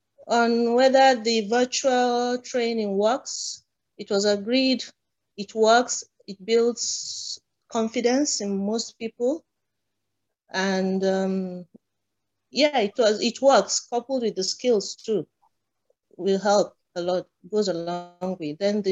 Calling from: Abuja, Federal Capital Territory, Nigeria; Abuja, Nigeria.

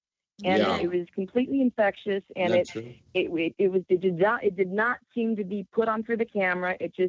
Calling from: Syracuse, New York, United States; Hi, James. … in Syracuse.

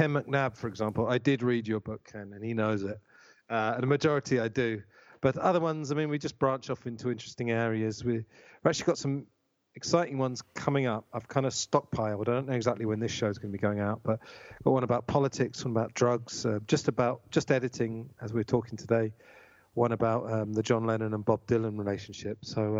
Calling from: Tunbridge Wells, South East England, United Kingdom; Tunbridge Wells in Kent.

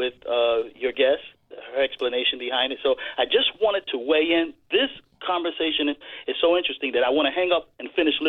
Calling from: Connecticut, United States; I'm calling from Connecticut.

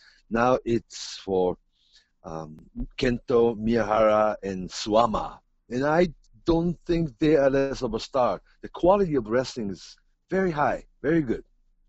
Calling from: Tokyo, Japan; You're talking from Seattle, and I'm really talking from Tokyo

